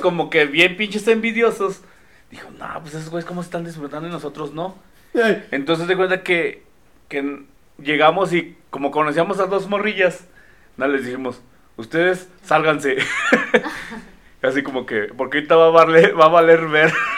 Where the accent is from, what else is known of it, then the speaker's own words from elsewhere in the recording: Mexico; como buen mexicano